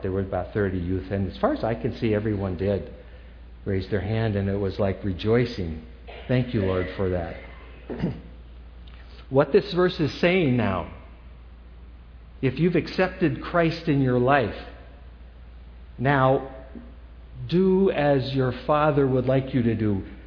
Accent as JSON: {"language": "English", "region": "New Hampshire", "country": "United States", "tie": "born or raised there", "said": "I grew up in New Hampshire"}